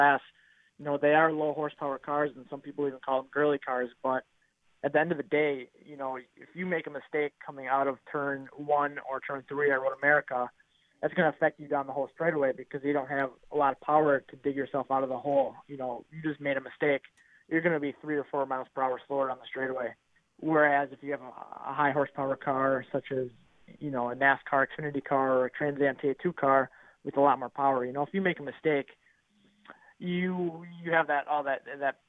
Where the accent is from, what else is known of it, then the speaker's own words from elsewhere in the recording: Richfield, Wisconsin, United States; I grew up go-karting. I'm from Richfield, Wisconsin, so I grew up karting at the local track, Dousman Badger Car Club